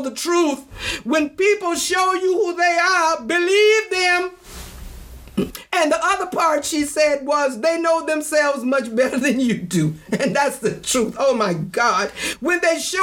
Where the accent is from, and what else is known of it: United States